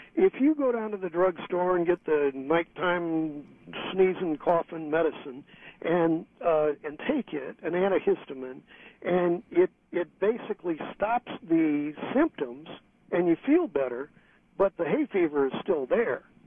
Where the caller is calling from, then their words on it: San Francisco, California, United States; I'm calling you from San Francisco